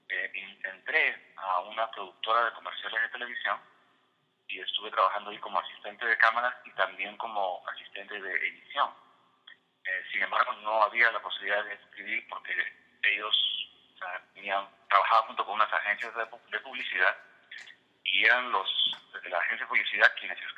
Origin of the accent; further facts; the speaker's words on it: Peru; also born or lived in Virginia / Washington DC, United States; now in Virginia, United States; dentro del área de Estados Unidos, que es el área donde vivo, es la de Virginia, Washington DC, y otros también están ambientados en mi país, en Perú que no necesariamente los escribía allá, los escribía aquí, pero están inspirados en, la época en que yo vivía allá todavía.